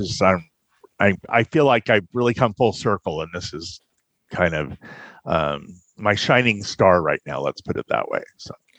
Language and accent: English; California, United States; now in Fort Wayne, United States; Originally, I'm from Southern California. I grew up there, military family, and I moved to Fort Wayne, let's see, about 12 years ago.